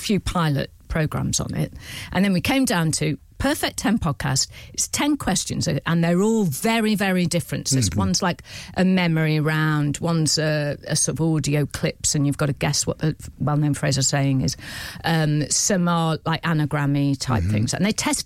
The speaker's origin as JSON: {"language": "English", "town": "Prestatyn", "region": "Wales", "country": "United Kingdom", "accent": "a little bit Scouse", "said": "I'm from North Wales, like that strip of North Wales"}